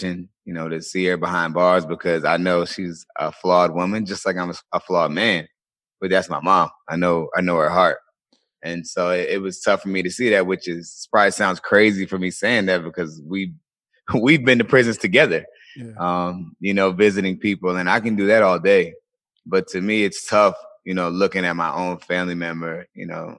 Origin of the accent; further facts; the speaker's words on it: Colonial Beach, Virginia, United States; I grew up in a small town in Virginia, a small town called Colonial Beach, Virginia.